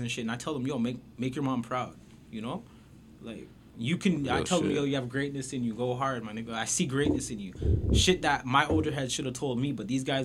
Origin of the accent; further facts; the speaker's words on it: Toronto, Ontario, Canada; also born or lived in Jane and Finch, Toronto; I'm originally from Scarborough